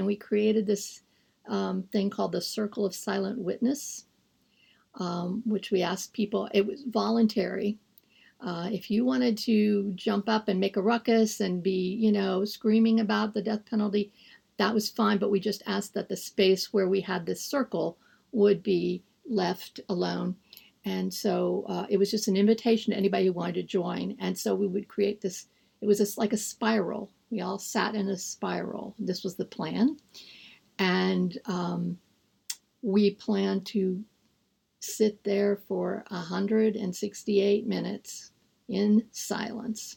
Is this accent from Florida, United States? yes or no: yes; Miami, Florida, United States; now in Terre Haute, United States; I'm actually from Florida, from Miami, Florida